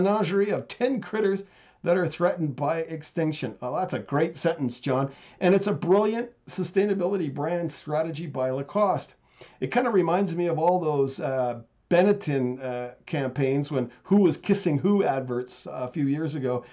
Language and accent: English; Canada; I'm Canadian